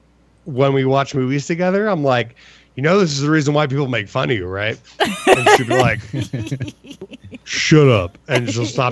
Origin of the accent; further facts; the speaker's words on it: Philadelphia, Pennsylvania, United States; moved away; my hometown